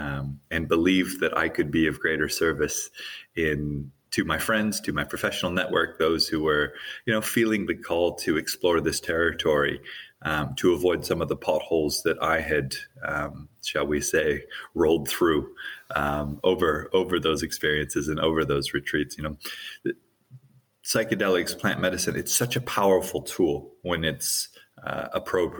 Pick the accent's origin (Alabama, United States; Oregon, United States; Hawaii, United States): Hawaii, United States; I grew up in Hawaii.